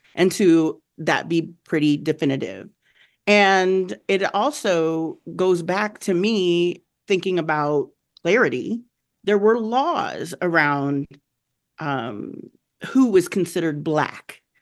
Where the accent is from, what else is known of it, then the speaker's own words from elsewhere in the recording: Southern Arizona, United States; moved away; I came from Southern Arizona, um, where it was a large, um, Latino population, Mexican population in particular. I grew up with Mexicans